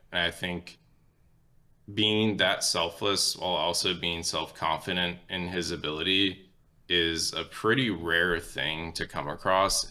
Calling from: Chattanooga, Tennessee, United States; I'm calling from Chattanooga, Tennessee

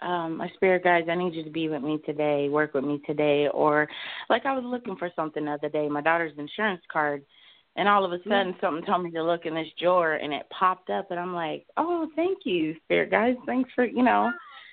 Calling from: Des Moines, Iowa, United States; I'm calling from Des Moines, Iowa.

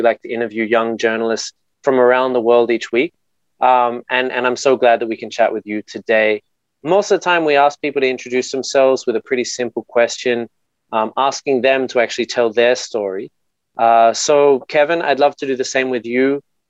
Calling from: Sydney, New South Wales, Australia; But I'm calling you from Sydney, and it's all good here.

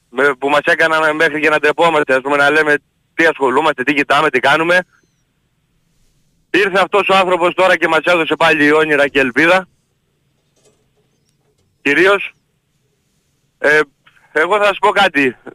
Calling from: Kalavryta, Western Greece, Greece

